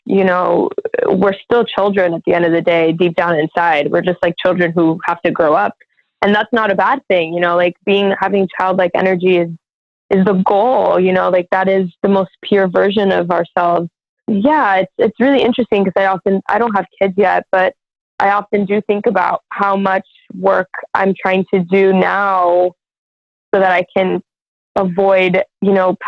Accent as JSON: {"language": "English", "town": "Miami", "region": "Florida", "country": "United States", "tie": "born or raised there", "said": "growing up in Miami, which is supposed to be a super diverse city"}